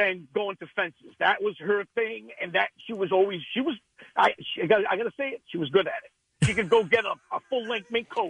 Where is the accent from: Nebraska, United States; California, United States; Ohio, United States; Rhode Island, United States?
Rhode Island, United States; Rhode Island.